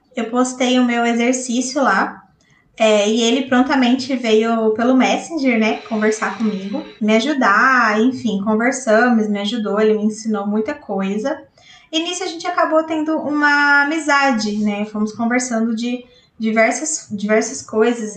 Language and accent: Portuguese; Botucatu, São Paulo, Brazil; sou aqui de Botucatu, interior de São Paulo